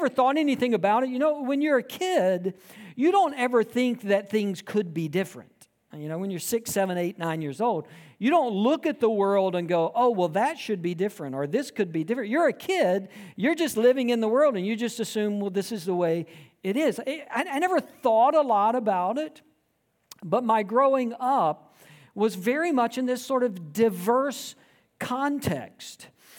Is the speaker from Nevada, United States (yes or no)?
no; Georgia, United States; Because I grew up in South Georgia, my entire life experience from birth through graduating high school, was steeped in the rural South.